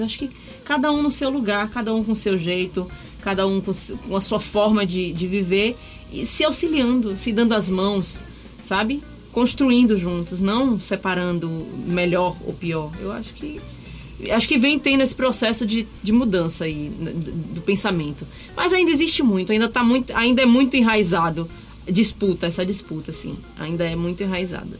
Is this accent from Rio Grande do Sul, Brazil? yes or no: no; Salvador, Bahia, Brazil; eu sou nativa de Itapuã, né? Nasci em Itapuã, moro na mesma casa desde que eu nasci